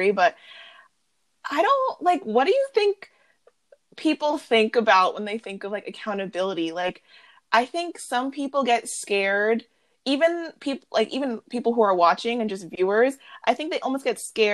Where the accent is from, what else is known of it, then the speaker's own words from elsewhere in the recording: suburban New York, United States; first language English; We are middle-class suburban New York girls